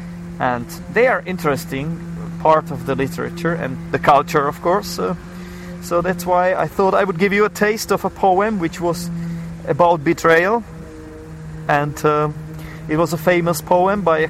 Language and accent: English; Czechia; I am from the Czech Republic. We have some culture here.